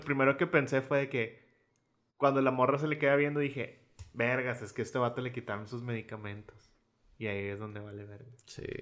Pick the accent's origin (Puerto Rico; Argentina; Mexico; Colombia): Mexico; somos mexicanos